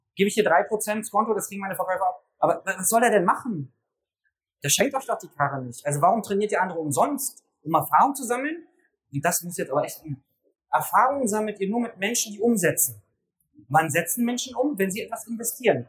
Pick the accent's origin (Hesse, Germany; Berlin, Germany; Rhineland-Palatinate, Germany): Berlin, Germany; Ich komme aus Berlin